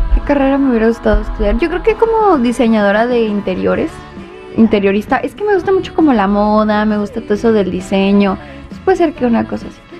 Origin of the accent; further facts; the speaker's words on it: Los Angeles, California, United States; moved away; Yo nací en Los Ángeles. Esta es mi casa